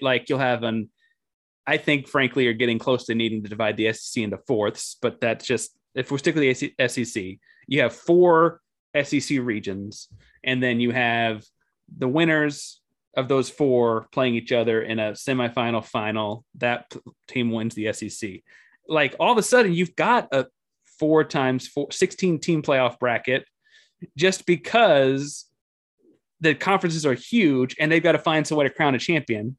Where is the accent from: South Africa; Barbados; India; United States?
United States; Austin, Texas; having spent most of my time growing up in Austin and being a Texas guy